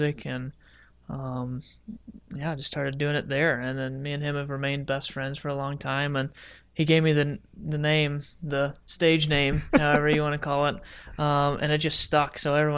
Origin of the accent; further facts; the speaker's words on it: Evansville, Indiana, United States; I'm from Evansville, Indiana